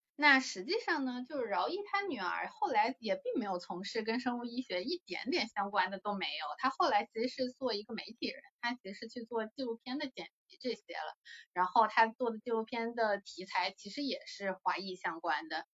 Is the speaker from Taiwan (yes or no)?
no; China; 我们中国人